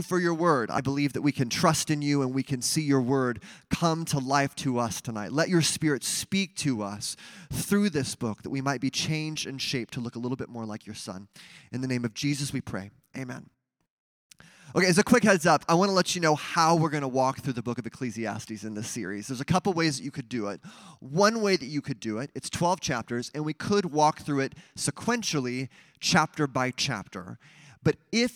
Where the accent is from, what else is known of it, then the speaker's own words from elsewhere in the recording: Mesa, Arizona, United States; My first job was watering palm trees at my church that I grew up with in Mesa, Arizona.